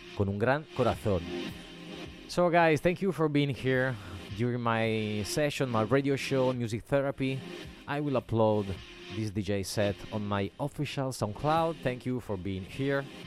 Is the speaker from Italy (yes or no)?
yes; Genoa, Liguria, Italy; now in Ibiza, Spain; yo soy de Génova